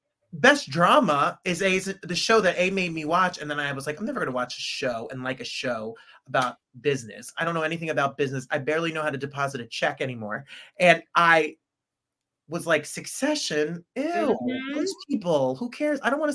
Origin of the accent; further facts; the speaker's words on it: England, United Kingdom; accent: American; because I have an American accent here, but I am also English. And I'm really like, hello, I'm from England. But I put on an American accent for this podcast.